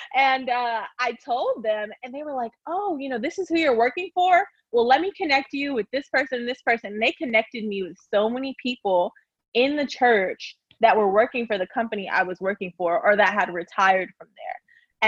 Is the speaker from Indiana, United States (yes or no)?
no; Lawton, Oklahoma, United States; moved away as an adult; now in Houston, United States; I grew up in a small town known uh, called Lawton, Oklahoma